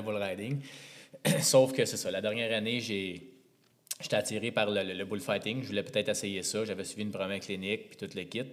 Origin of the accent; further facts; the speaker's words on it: Montreal, Quebec, Canada; Natif de Montréal, plus précisément